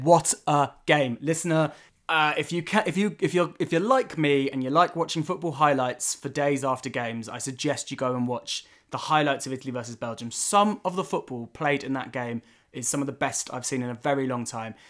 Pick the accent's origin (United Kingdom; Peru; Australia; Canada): United Kingdom; England; being English